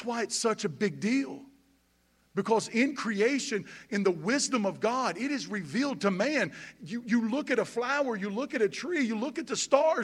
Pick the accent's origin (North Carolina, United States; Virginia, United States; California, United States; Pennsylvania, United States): North Carolina, United States; Boomer; moved away as an adult; now in Statesville, United States; I'm from Boomer, North Carolina